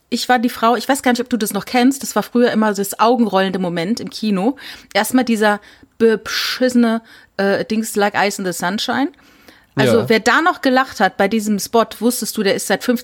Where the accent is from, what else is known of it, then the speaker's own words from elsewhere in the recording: Saarland, Germany; Ja, oder ich Is, zum Beispiel Es, weil ich komme aus dem Saarland